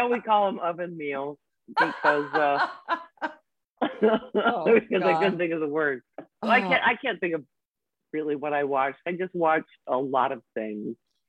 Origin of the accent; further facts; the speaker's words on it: San Diego, California, United States; San Diego.